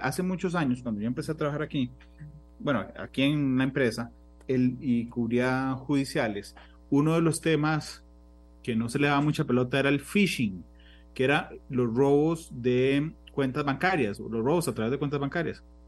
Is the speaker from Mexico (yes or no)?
no; Costa Rica; como costarricense